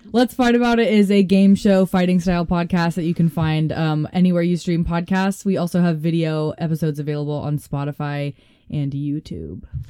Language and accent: English; Boulder, Colorado, United States; moved away as an adult; also born or lived in Florida; now in Denver, United States; my hometown, Boulder, Colorado